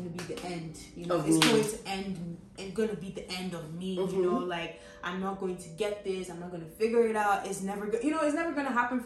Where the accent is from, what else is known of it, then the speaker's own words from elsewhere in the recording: Lagos, Nigeria; growing up in Lagos